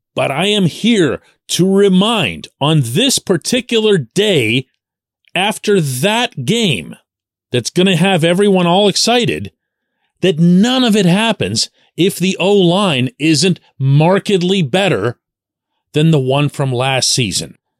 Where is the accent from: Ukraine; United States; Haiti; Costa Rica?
United States; Pittsburgh, Pennsylvania; I'm born and raised in Pittsburgh